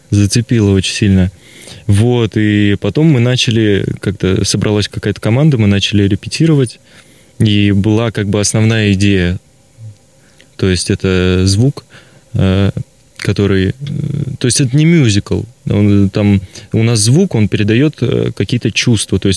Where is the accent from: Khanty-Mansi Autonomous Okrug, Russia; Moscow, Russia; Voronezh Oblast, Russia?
Khanty-Mansi Autonomous Okrug, Russia; Surgut; Вообще, я, я из Сургута.